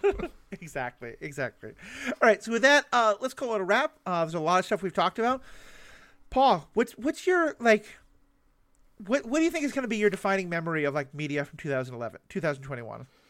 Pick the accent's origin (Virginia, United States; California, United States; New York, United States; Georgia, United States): New York, United States; New York City; the New York City I grew up